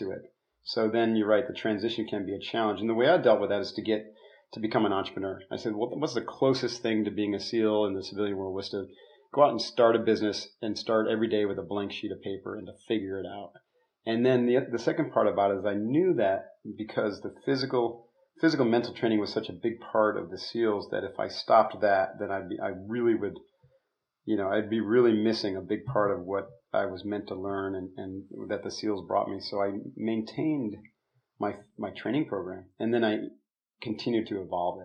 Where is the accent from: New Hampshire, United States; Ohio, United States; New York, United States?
New York, United States; upstate; moved away; I'm from New York. I live, you know, my family of origin, I should say, is upstate New York near Lake Placid